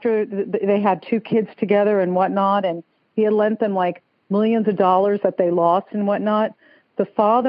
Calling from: Stuart, Florida, United States; I'm calling from Stuart, Florida. It's like a sleepy fishing village north of West Palm Beach.

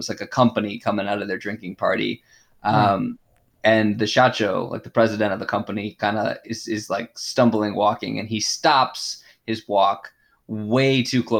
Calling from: Japan; I'm calling in from Japan.

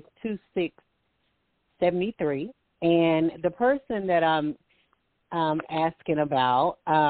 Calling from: Alabama, United States; I'm calling from Alabama.

